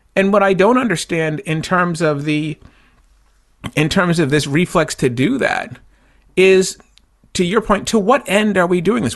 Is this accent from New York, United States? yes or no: no; Boston, Massachusetts, United States; when we were kids growing up in Boston